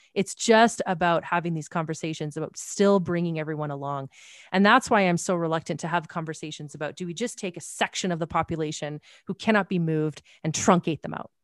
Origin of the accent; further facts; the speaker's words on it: Canada; I'm Canadian